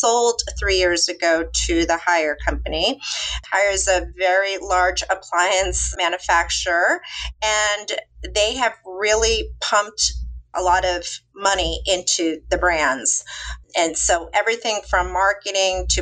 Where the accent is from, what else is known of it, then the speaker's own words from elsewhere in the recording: Orange County, California, United States; moved away as an adult; now in Westport, United States; I'm from California. We moved to Westport about 18 years ago. I mean, I came from Orange County.